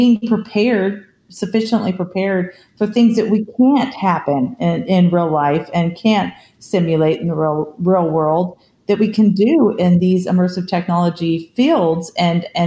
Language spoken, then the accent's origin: English; California, United States; I grew up in California